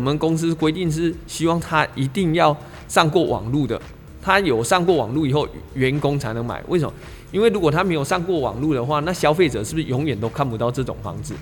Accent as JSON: {"language": "Chinese", "region": "Taichung", "country": "Taiwan", "tie": "born or raised there", "said": "我小时候第一次学骑脚踏车的时候是在十一期从化区那"}